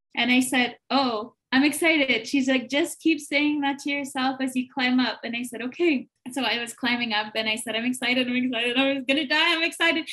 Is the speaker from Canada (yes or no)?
yes; Manitoba, Canada; I'm from Manitoba